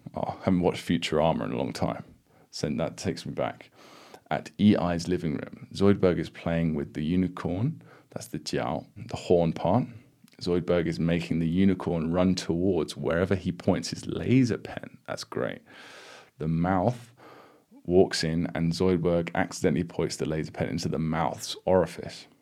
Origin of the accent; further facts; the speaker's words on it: United Kingdom; I'm British